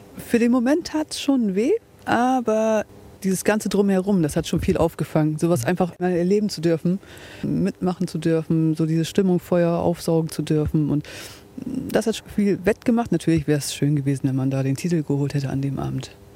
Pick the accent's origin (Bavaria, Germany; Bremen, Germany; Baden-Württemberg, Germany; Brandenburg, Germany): Bremen, Germany; Bremerhaven; now in Bremen, Germany; ich komme ursprünglich aus Bremerhaven, wohne aber jetzt mittlerweile in Bremen-Asten